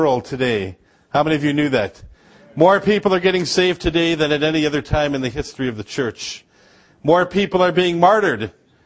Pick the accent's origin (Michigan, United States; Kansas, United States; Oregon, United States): Michigan, United States; Upper Peninsula of; now in Georgia; I grew up in Upper Michigan